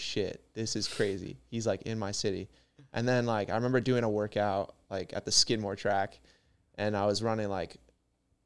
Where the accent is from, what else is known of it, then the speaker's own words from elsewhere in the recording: Saratoga Springs, New York, United States; We're from Saratoga